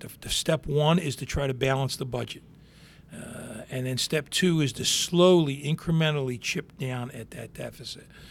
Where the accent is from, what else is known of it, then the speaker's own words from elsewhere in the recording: Hammonton, New Jersey, United States; born and raised in Hamilton, graduated in the same class